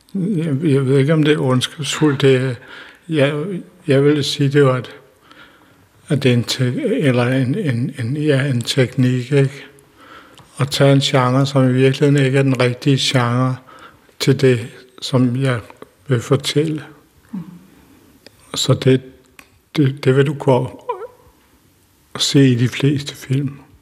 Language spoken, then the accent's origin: Danish; Denmark; de huse, som jeg købte også mit barndomshjem, der ligger den vej 300 meter